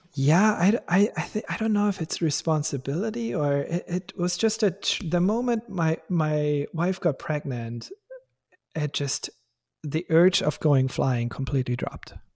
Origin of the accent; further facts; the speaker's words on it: Germany; English is a second language; moved away as an adult; now in Bay Area, United States; I'm from Germany originally